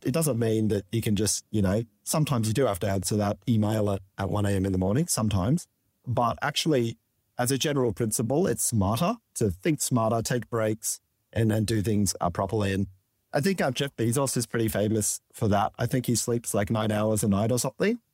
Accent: Sydney, New South Wales, Australia; born on the north shore of Sydney and, um, in the quiet suburb of Saint Ives, Chase.

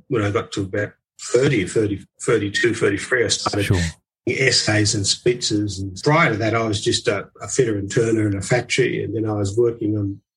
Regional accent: Grafton, New South Wales, Australia; I was born in Grafton, which is on the North Coast of New South Wales

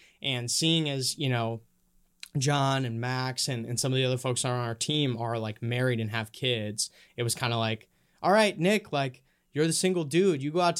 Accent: Honduras; also born or lived in Minnesota, United States; now in United States; I actually I grew up in Honduras. Well, kind of split between Minnesota and Honduras. My parents are missionaries down there.

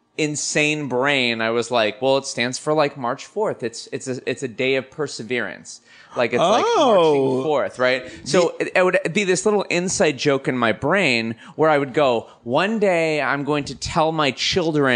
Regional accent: Los Angeles, California, United States; I'm a Valley kid

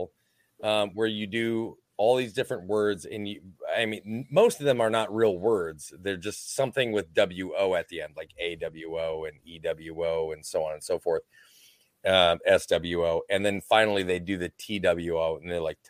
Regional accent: Minnesota, United States; I'm Minnesotan

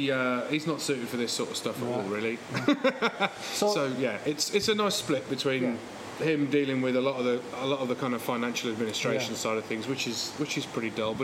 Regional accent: Northamptonshire, East Midlands, United Kingdom; now in Manchester, United Kingdom; where we grew up in Northamptonshire.

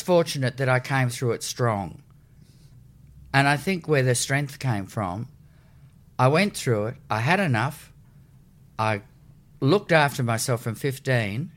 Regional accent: Sydney, New South Wales, Australia; I was born in Crown Street Women's Hospital, so that was before the war had ended.

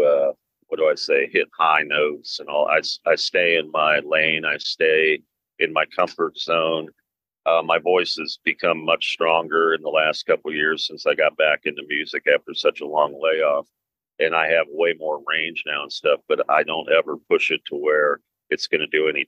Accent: Cincinnati, Ohio, United States; my hometown of Cincinnati, Ohio

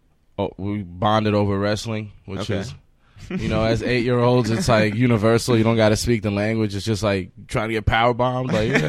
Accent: New York City, New York, United States; also born or lived in Paris, France / Qatar / Sudan (family); I was born in Paris. I lived there for about 5 years. I lived in the Middle East for 3 years in Qatar. And I moved to Queens when I was 8. So, you know, Queens just feels like where I came of age.

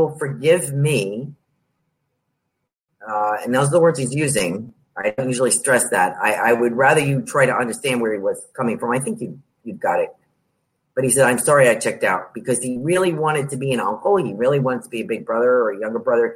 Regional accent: New York, United States; I'm from New York

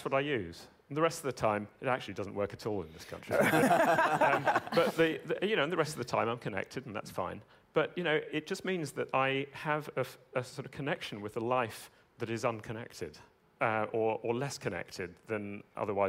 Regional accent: United Kingdom; I'm British

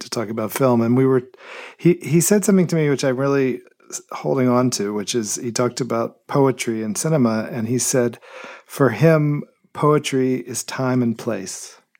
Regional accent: Memphis, Tennessee, United States; I was born in Memphis, Tennessee, in nineteen sixty-five, and grew up there

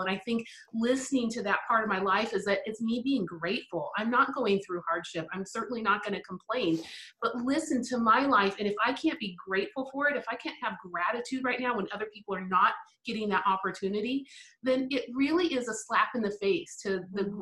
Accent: Spain; first language English; moved away; I actually grew up, my formative, my teen years, all in Spain

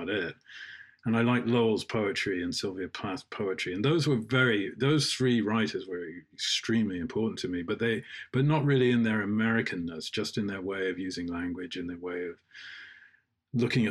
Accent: England, United Kingdom; when people asked, as they often did in England, that we were Jewish by race and Christian

